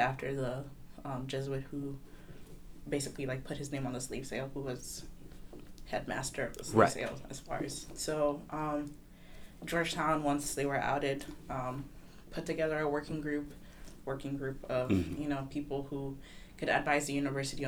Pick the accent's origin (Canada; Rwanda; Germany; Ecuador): Rwanda; Kigali; moved away as an adult; now in Washington, D.C., United States; I am currently in the college, class of 2022 from Kigali, Rwanda.